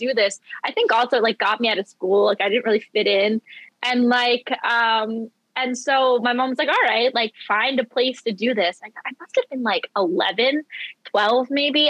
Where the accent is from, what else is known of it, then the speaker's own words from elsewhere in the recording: Philadelphia, Pennsylvania, United States; I'm from Philadelphia